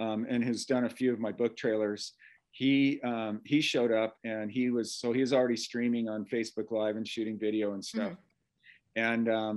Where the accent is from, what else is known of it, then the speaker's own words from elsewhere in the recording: Carlsbad, California, United States; It was in Carlsbad, California, which is my hometown